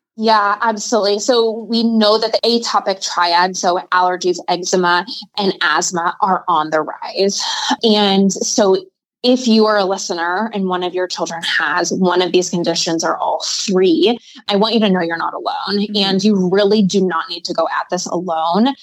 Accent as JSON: {"language": "English", "region": "Midwest", "country": "United States", "said": "I'm from the Midwest."}